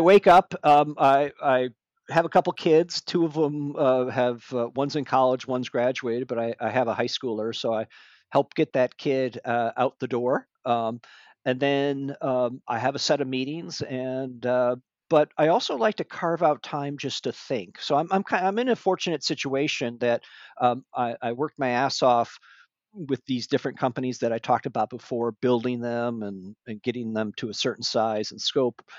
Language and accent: English; Michigan, United States; moved away as an adult; now in Northern California, United States; I grew up in Michigan